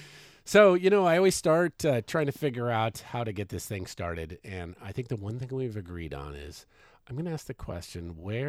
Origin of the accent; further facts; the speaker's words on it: Washington, United States; because we're like Washingtonians.